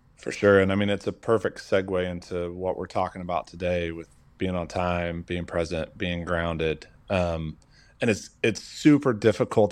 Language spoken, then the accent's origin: English; Oklahoma, United States; moved away as an adult; I am originally from Oklahoma, born and raised